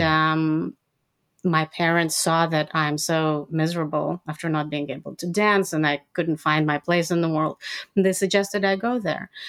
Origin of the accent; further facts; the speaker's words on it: Odesa, Odesa Oblast, Ukraine; moved away; also born or lived in Israel; I was born and raised in USSR uh, which is now Ukraine